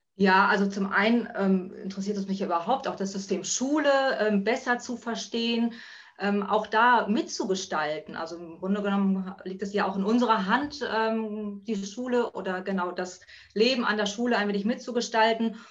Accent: Buxtehude, Lower Saxony, Germany; Ich komme aus Buxtehude

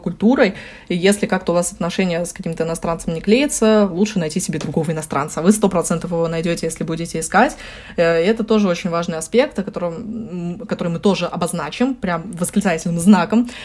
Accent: Russia; accent: Russian accent (in English); у меня русский акцент

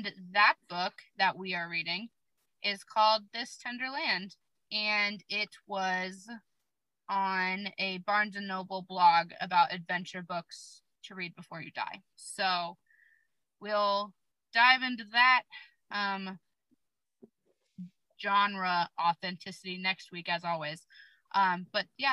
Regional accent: Alaska, United States; I'm from Alaska

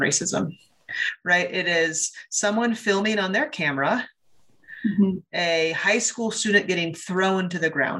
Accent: Ames, Iowa, United States; I grew up in Ames, Iowa

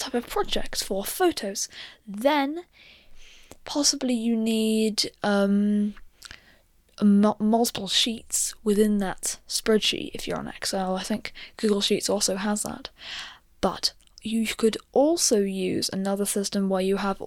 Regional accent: United Kingdom; I'm British

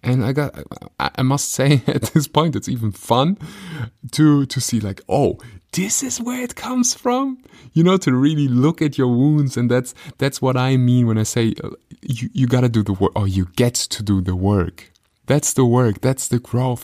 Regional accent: Germany; I grew up in Germany.

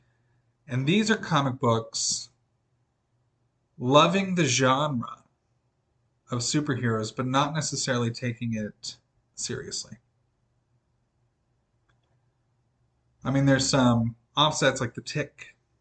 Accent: Midwest, United States; born and raised in the Midwest

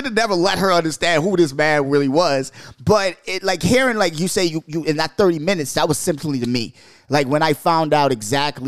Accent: Bahamas; also born or lived in New York; now in Seattle, United States; growing up in the Bahamas

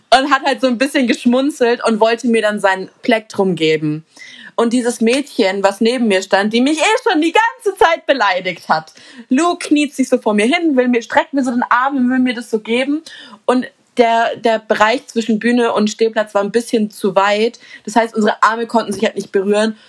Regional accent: Munich, Bavaria, Germany; bei uns in München

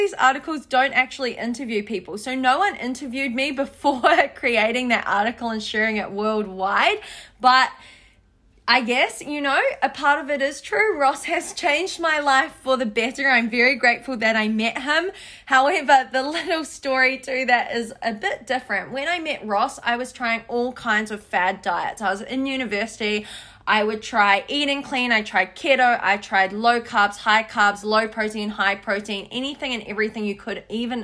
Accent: New Zealand; I'm from New Zealand, I'm half Thai

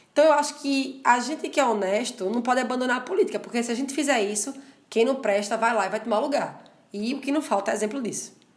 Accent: Paulista, Pernambuco, Brazil; also born or lived in Recife; foi em Maranguape que eu cresci, morei 19 anos lá

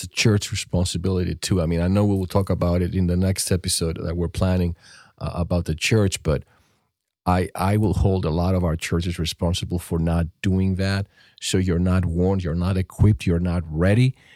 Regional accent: Greece; now in United States; growing up in Europe or, um, in Greece to be specific

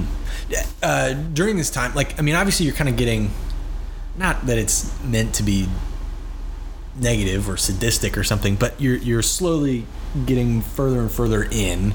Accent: Chicago, Illinois, United States; I'm from Chicago

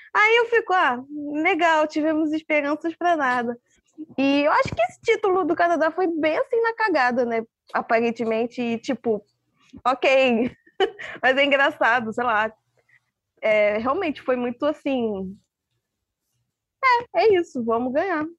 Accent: Brazil; a gente, como brasileiras

